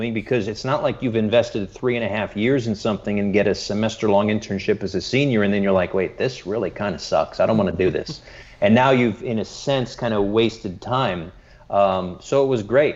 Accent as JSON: {"language": "English", "town": "Bristol", "region": "Connecticut", "country": "United States", "tie": "born or raised there", "said": "I grew up in Bristol, Connecticut"}